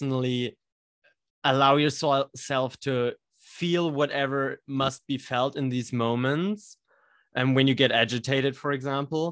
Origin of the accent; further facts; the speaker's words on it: Germany; English is a second language; we're both from Germany speaking English here